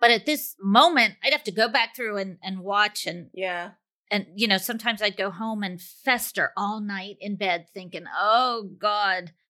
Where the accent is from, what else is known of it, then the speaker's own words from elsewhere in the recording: Peru; English is a second language; I'm from Peru, and my question is what period would you travel to if you were given a time machine?